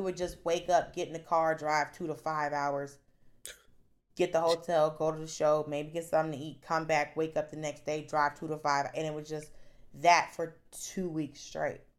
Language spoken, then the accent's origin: English; Atlanta, Georgia, United States; I'm from Atlanta.